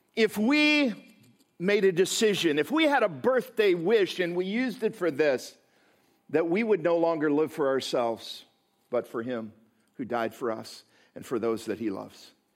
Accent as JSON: {"language": "English", "region": "Midwest", "country": "United States", "also_born_or_lived": "Chicago", "said": "I come from the Midwest"}